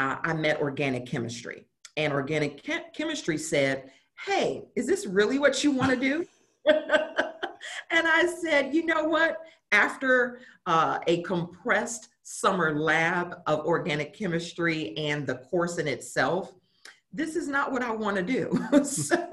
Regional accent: St. Louis, Missouri, United States; moved away as an adult; now in Dallas, United States; born and raised in St. Louis, and spent the majority of my childhood, teenage years there.

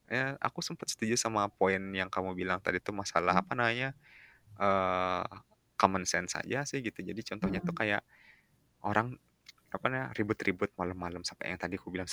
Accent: West Nusa Tenggara, Indonesia; kalau misalnya aku bayangin sama desaku yang di Lombok sih

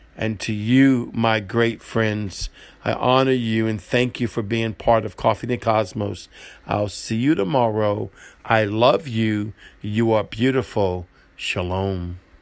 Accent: New Orleans, Louisiana, United States; I'm, I'm from New Orleans, I'm a gumbo

